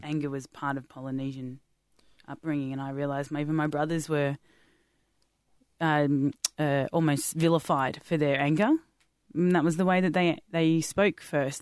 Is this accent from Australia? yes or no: yes; Australia; I'm Australian, white Australian